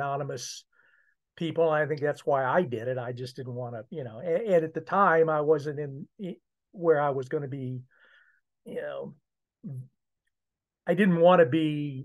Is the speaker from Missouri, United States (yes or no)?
yes; Columbia, Missouri, United States; I grew up in Columbia, Missouri.